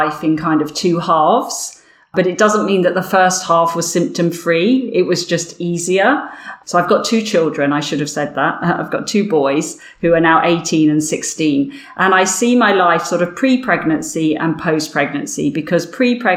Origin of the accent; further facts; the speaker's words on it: Windsor, South East England, United Kingdom; accent: Berkshire, Windsor accent; also born or lived in Wimbledon, London; now in London, United Kingdom; this accent, I guess, is a Berkshire, a Windsor accent